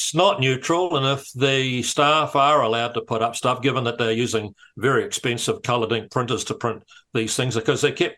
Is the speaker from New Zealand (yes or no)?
yes; Matamata, Waikato, New Zealand; I grew up in Matamata